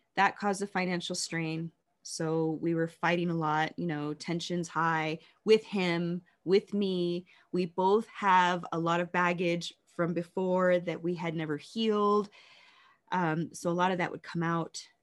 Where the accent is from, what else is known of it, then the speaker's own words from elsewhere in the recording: Las Vegas, Nevada, United States; growing up in Las Vegas